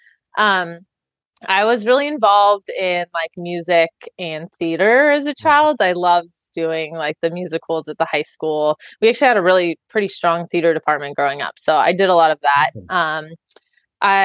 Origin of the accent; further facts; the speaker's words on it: Reedley, California, United States; I am from Central California. So I grew up in like a little farming kind of community. It's called Reedley, just outside of Fresno